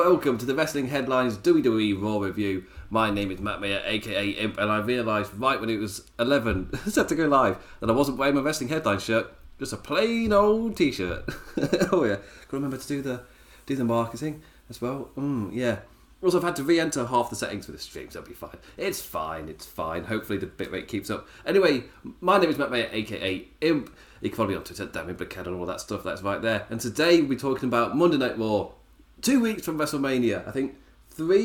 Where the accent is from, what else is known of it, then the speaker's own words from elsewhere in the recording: England, United Kingdom; as an Englishman